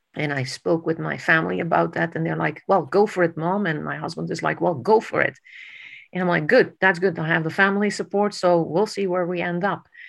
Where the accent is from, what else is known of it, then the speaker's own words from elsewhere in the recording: Netherlands; I grew up in the Netherlands